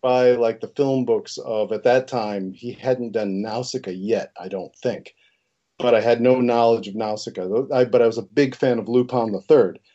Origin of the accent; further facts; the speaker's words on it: Connecticut, United States; the Italian half is from Connecticut, and that's where I grew up was in Connecticut